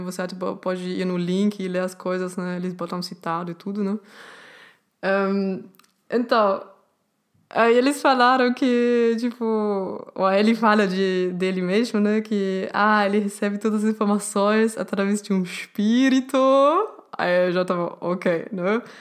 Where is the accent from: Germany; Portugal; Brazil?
Germany; Portuguese is a second language; eu sou alemã, eu não sou brasileira